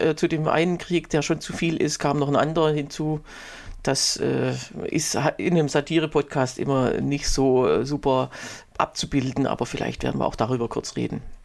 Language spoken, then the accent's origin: German; Germany; bei uns in Deutschland